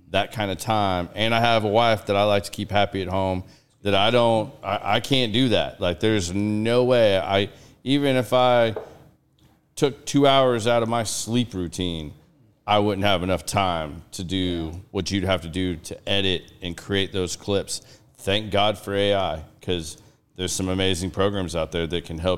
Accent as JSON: {"language": "English", "town": "Claremore", "region": "Oklahoma", "country": "United States", "said": "that I'm from Oklahoma."}